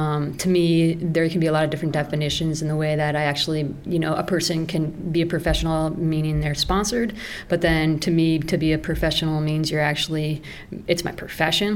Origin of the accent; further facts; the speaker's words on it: Denver, Colorado, United States; now in Ridgway, United States; I grew up in Denver, the big city.